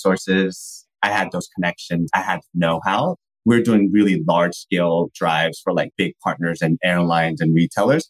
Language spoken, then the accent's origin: English; San Francisco Bay Area, California, United States; I'm from born and raised in the San Francisco Bay Area